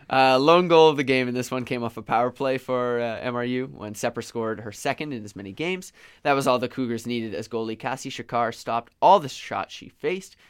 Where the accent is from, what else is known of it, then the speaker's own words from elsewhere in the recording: Victoria, British Columbia, Canada; I'm from Victoria. I'm a Victoria native.